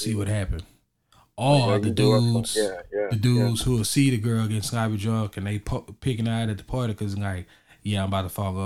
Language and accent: English; Texas, United States; I'm from Texas